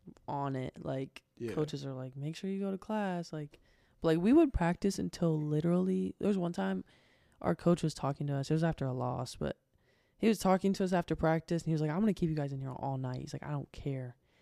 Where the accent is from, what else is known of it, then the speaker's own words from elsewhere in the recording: Beaver, Ohio, United States; also born or lived in Portsmouth, Ohio; I was born in a town called Portsmouth, Ohio. But I didn't live there. I lived in a town called Beaver, Ohio.